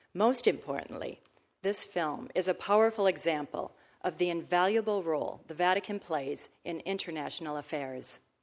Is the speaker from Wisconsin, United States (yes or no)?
yes; Whitehall, Wisconsin, United States; moved away as an adult; now in Washington, D.C., United States; my home state of Wisconsin